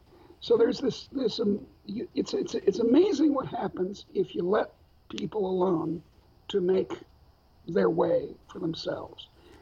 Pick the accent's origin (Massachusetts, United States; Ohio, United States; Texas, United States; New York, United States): Massachusetts, United States; Wakefield; the Carnegie Library in my hometown of Wakefield, Massachusetts